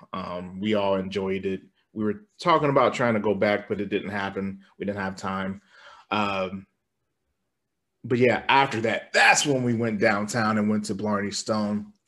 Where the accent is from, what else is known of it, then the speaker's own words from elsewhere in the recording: Nebraska, United States; we're from Nebraska